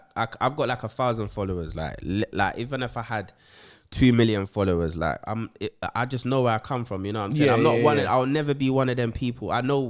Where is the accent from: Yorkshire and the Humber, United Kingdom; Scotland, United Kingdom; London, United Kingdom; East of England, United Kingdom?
London, United Kingdom; I'm from West London.